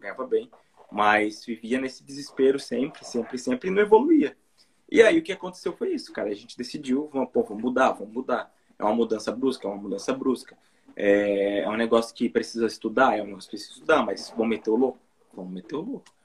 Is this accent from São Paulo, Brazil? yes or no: yes; Presidente Prudente, São Paulo, Brazil; moved away as an adult; now in Japan; Eu vim de Presidente Prudente, São Paulo, interior de São Paulo, né? E estou aqui no Japão há um ano